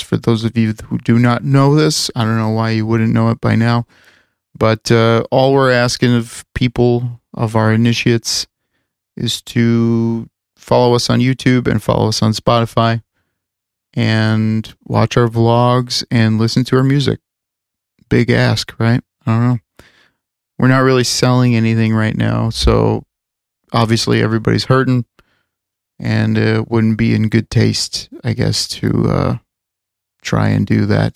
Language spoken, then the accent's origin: English; Chicago, Illinois, United States; we're from the Chicago area